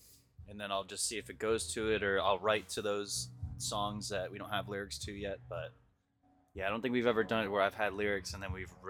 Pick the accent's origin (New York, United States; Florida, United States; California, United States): Florida, United States; Pompano Beach; Yeah, we're from Pompano.